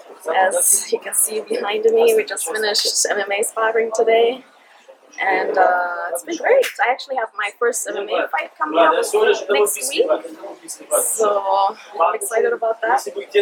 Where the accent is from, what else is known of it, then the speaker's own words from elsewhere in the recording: Germany; also born or lived in Kenya; now in Thailand; I am originally from Germany and Kenya. I am just turned 33 years old. I've been living in Thailand and fighting out of Tiger Muay Thai for a couple years now.